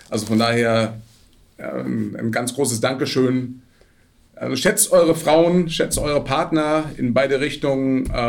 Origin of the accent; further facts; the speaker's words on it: Franconia, Bavaria, Germany; moved away; also born or lived in Ruhr area; Ich, ich bin Franke.